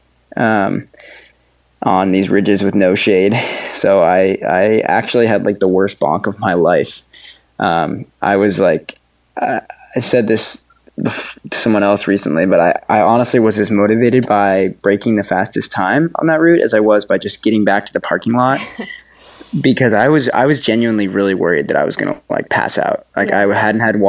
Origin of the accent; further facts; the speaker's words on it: Woodstock, Vermont, United States; moved away as an adult; now in Lyme, United States; I grew up in Woodstock, Vermont originally